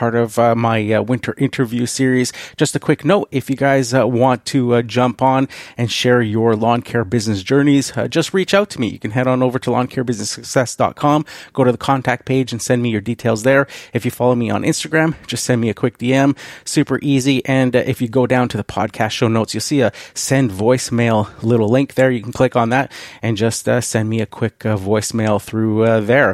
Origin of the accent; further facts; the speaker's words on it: Canada; being Canadian